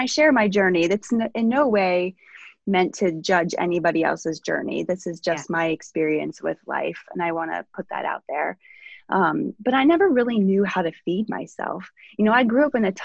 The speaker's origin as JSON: {"language": "English", "region": "Ohio", "country": "United States", "tie": "born or raised there", "said": "I grew up in Ohio in the midst of cornfields"}